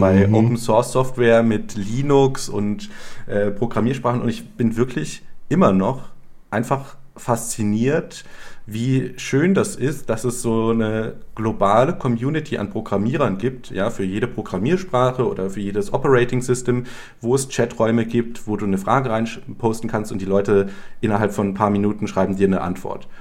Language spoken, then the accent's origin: German; Germany; moved away as an adult; also born or lived in Ukraine; als Deutscher